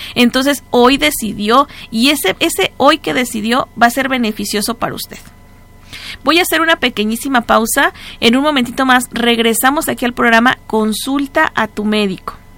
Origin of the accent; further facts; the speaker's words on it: Mexico; nosotros como raza, aquí como mexicanos